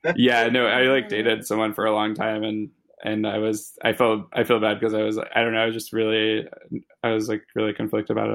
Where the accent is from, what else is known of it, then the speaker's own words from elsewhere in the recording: Louisville, Kentucky, United States; I grew up in Louisville, Kentucky